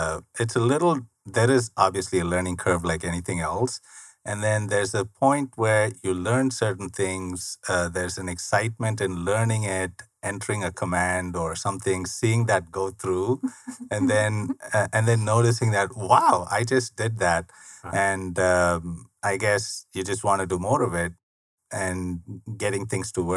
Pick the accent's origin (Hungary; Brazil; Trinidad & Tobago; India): India; moved away as an adult; now in United States; I was born and raised in India. I lived there 27 years all my life